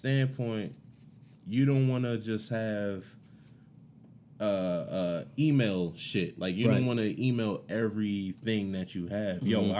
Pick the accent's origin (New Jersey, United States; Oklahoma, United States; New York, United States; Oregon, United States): New Jersey, United States; Roselle; moved away; also born or lived in Mount Olive, New Jersey; I'm from Roselle, New Jersey.